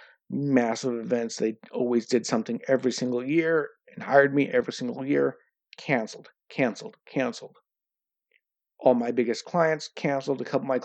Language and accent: English; United States; now in Norway; I'm American